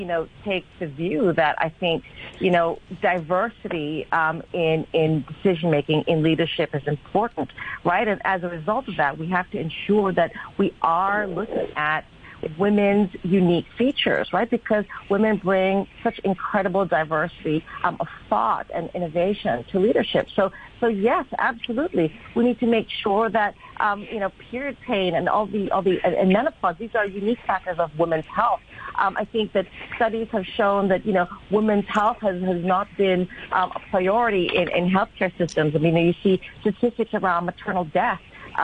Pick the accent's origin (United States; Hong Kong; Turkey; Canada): Hong Kong; I think I'm a Filipina myself. I grew up here in Hong Kong as an expatriate child.